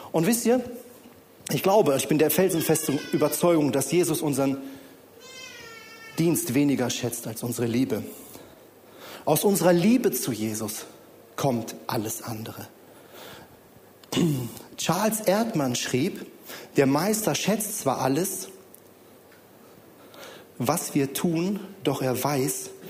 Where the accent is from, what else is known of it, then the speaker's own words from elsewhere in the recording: Bonn, North Rhine-Westphalia, Germany; Meine Frau Julia kommt aus Lage, ich komme ursprünglich aus Bonn.